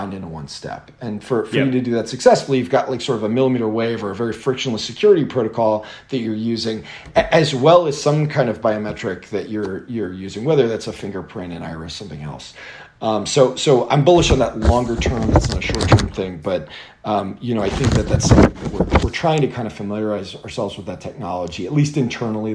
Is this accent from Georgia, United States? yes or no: yes; Atlanta, Georgia, United States; I grew up in Atlanta